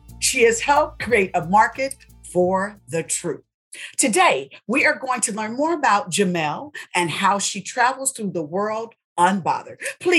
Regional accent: Indianapolis, Indiana, United States; I'm from Indianapolis, Indiana.

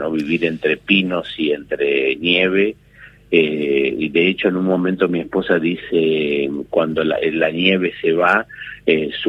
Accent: Finland; Spanish is a second language; yo soy un finlandés que eh, me casé con una argentina, que es Paula Ransenberg, y que mm, aprendí a hablar el español a partir de ella

